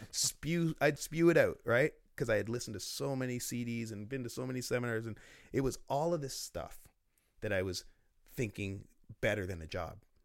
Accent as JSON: {"language": "English", "town": "Oshawa", "region": "Ontario", "country": "Canada", "said": "I'm from Oshawa"}